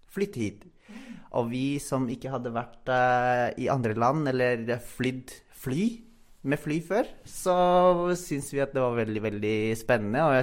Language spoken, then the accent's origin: Norwegian; Philippines; Norwegian is a second language; now in Norway; jeg kom jo fra Filippinene.